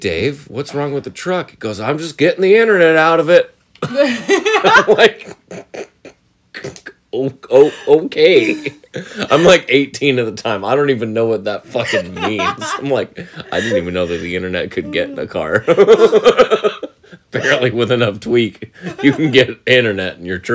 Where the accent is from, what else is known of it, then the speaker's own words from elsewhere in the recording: Mariposa, California, United States; I grew up in Mariposa, California, which is right outside of Yosemite.